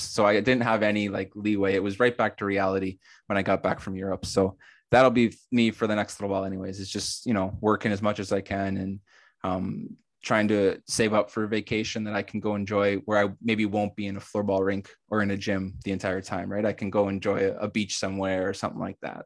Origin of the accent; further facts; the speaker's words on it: Canada; starting a club in my hometown and growing it to the level we've gotten it